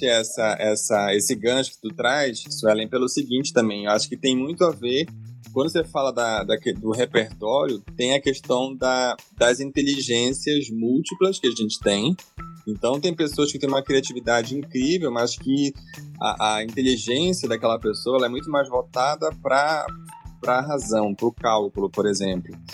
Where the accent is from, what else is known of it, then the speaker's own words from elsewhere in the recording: Amapá, Brazil; moved away; also born or lived in Goiânia; sou amapaense